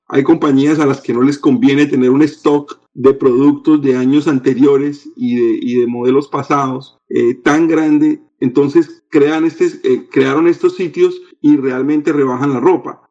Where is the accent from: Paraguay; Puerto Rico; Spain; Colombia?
Colombia; now in Orlando, United States; cuando los colombianos y en general cuando los latinoamericanos venimos a los Estados Unidos